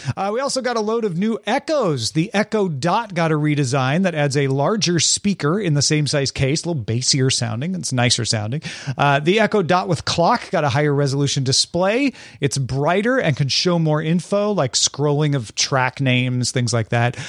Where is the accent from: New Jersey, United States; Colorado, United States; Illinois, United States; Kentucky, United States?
Illinois, United States; Greenville; now in Los Angeles, United States; I'm originally from Greenville, Illinois, but I live in Los Angeles now.